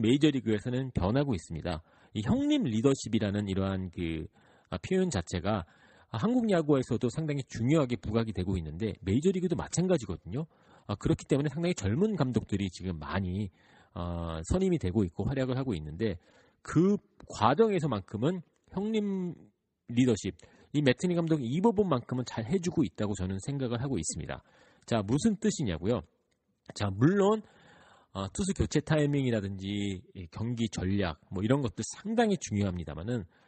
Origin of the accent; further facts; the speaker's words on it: New York, United States; 저는 뉴욕에서 자라왔기 때문에